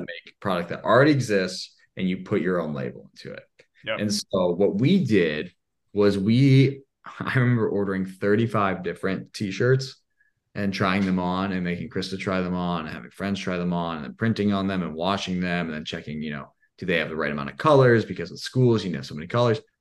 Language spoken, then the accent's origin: English; Indiana, United States; I'm from Indiana.